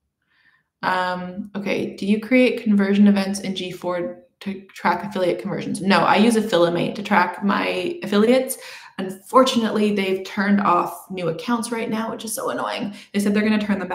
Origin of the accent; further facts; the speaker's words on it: Canada; I'm Canadian